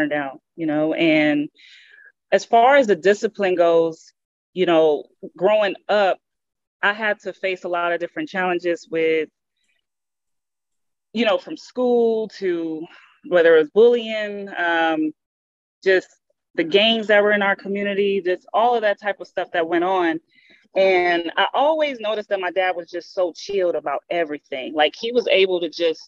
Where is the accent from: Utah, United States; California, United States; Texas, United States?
California, United States; Los Angeles; born and raised in South Central LA, in Watts, right around the corner from where Drew originally started from